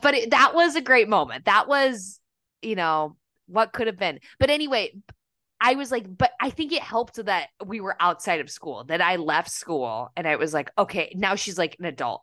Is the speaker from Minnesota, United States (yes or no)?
yes; Minnesota, United States; I'm from Minnesota